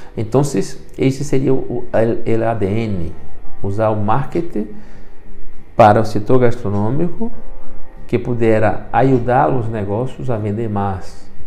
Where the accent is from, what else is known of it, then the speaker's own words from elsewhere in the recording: Brazil; first language Portuguese; moved away; sou brasileiro e o castelhano depois de los 40, todavia não tenho total domínio